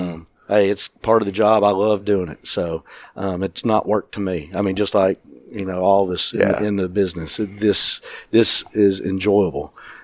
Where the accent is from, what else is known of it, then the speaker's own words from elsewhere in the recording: Chattanooga, Tennessee, United States; now in Nashville, United States; Yeah, so I grew up in Chattanooga, Tennessee